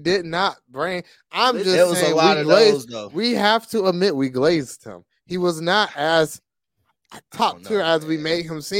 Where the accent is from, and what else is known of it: the South, United States